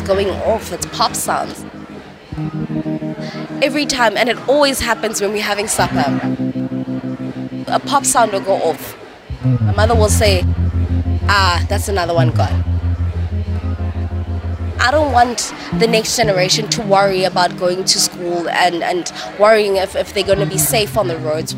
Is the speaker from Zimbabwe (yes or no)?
no; Johannesburg, Gauteng, South Africa; I come from Alexandra Township and in the north of Johannesburg in South Africa.